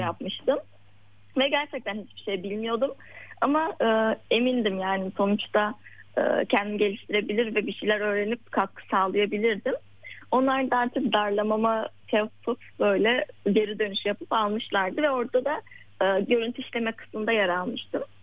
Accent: Yozgat Province, Turkey; now in Istanbul, Turkey; Ben şu an İstanbul'da yaşıyorum ama normalde ailemin yanında Yozgat'ta köyde yaşıyorduk küçük bir köyde.

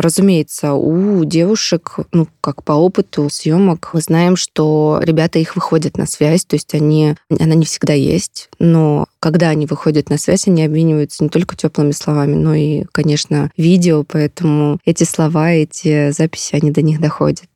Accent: Belgorod Oblast, Russia; Я родом из Белгородской области

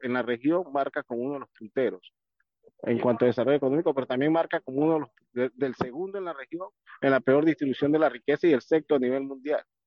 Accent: Panama

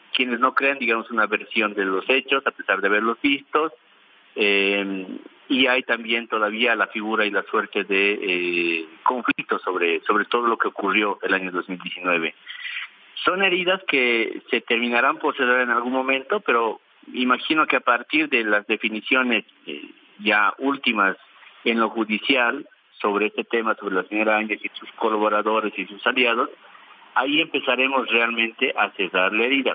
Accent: Bolivia; Nosotros tenemos que enfrentar como bolivianos

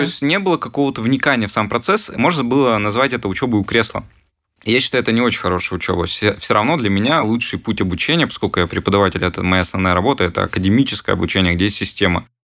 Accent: Perm, Perm Krai, Russia; в Перми, в родном городе, откуда я сам

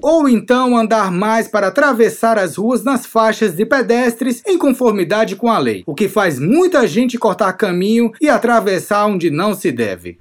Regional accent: Brazil; now in Russia; eu sou do Brasil também.

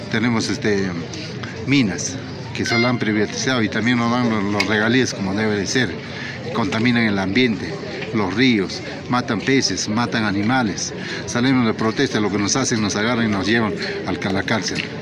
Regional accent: Peru; Yo soy de Departamento Callao, de la provincia de Pairabat

